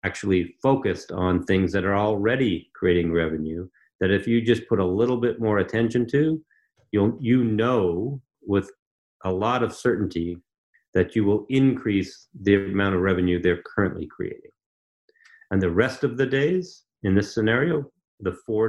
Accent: Canada; also born or lived in Ontario; so I'm from Canada

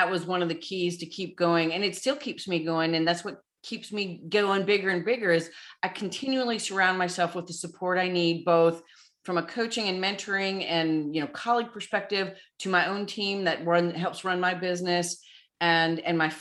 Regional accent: Southern Illinois, United States; moved away as an adult; also born or lived in Wyoming; now in Nashville, United States; I was born and raised in Southern Illinois

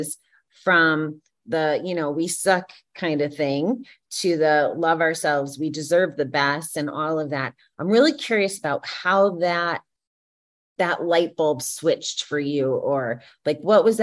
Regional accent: Connecticut, United States; I grew up in Connecticut

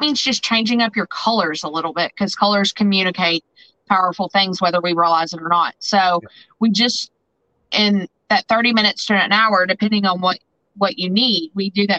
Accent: Southern Indiana, United States; accent: twang; moved away as an adult; also born or lived in Nashville, Tennessee / Jackson, Tennessee / Paducah / Evansville; now in St. Louis, United States; you probably hear my twang. So I'm originally from Southern Indiana

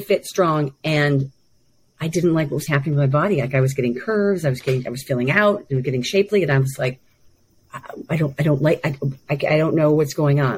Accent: United States; growing up in America

